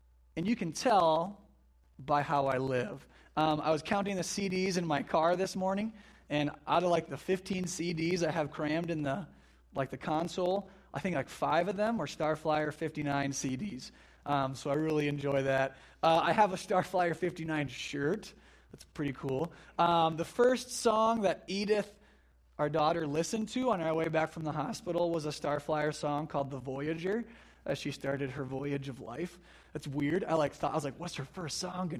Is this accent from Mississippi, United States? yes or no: no; Flandreau, South Dakota, United States; I'm from Flandreau originally here. So I grew up on a farm southeast of town